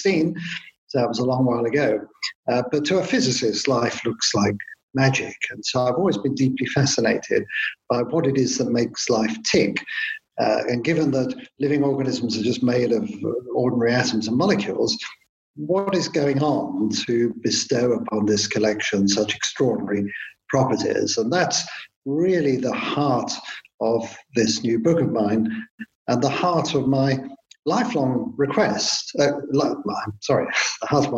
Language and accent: English; London, United Kingdom; I grew up in London in the austere post-war years